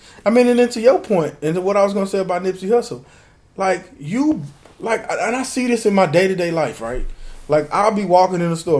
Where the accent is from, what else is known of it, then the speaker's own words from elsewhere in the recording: Homestead, United States; You don't know what I'll do to you. I'm from Homestead.